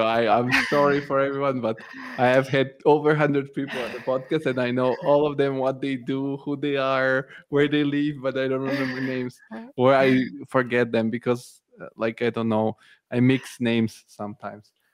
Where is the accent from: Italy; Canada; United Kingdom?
Italy; moved away as an adult; also born or lived in Bulgaria; now in Germany; I moved to Italy when I was a kid. I grew up in Italy, and now I'm in Germany